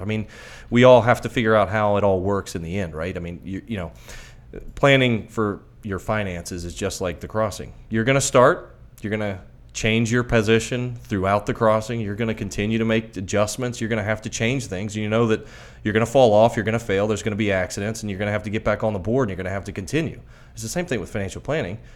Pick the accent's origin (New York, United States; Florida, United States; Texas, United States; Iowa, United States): Florida, United States; Miami; I'm from Miami originally